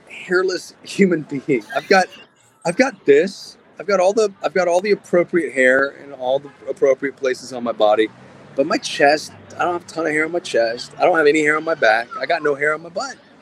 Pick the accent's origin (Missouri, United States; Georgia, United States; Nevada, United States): Nevada, United States; I'm from Nevada